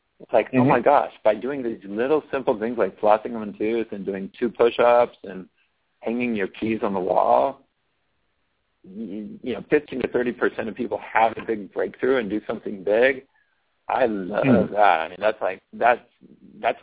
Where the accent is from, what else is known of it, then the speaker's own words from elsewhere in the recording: California, United States; I was raised in California, and so I don't sound like somebody from Florida or somebody from Boston